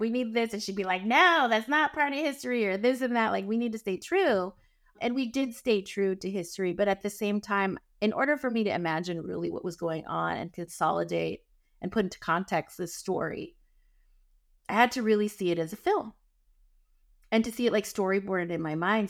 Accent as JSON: {"language": "English", "region": "Northern California", "country": "United States", "also_born_or_lived": "San Francisco", "said": "when I was transitioning from Southern California to come here to San Francisco and back home to Northern California"}